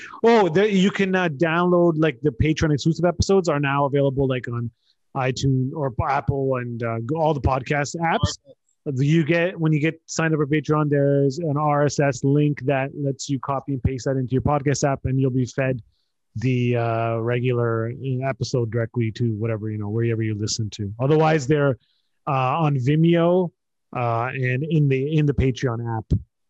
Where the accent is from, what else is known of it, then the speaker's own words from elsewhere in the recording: Canada; as a Canadian, we were never really competitive in that sport